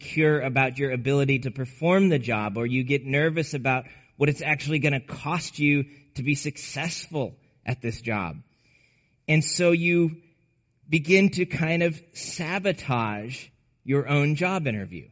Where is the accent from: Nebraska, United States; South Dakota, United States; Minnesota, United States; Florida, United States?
Nebraska, United States; Aurora; the small town I grew up in Nebraska